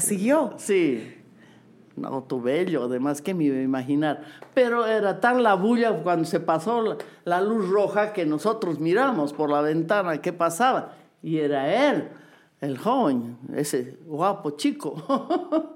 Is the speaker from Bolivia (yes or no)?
yes; Bolivia; also born or lived in Lima, Peru; tengo que volver a Bolivia, a mi tierra